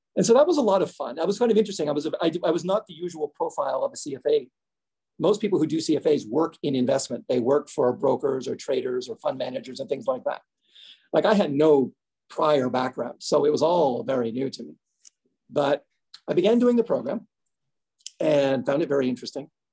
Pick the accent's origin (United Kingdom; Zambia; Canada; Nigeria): Canada; also born or lived in New Jersey; I was born and raised in Canada